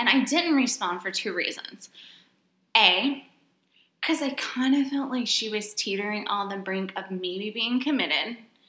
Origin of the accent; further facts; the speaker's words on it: Texas, United States; we've mentioned we're from Texas.